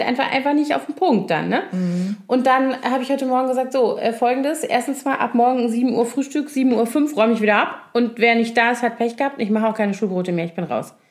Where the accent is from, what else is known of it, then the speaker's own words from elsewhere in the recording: Koblenz, Rhineland-Palatinate, Germany; moved away; ich liebe meine Heimat total ja. und den Rhein und alles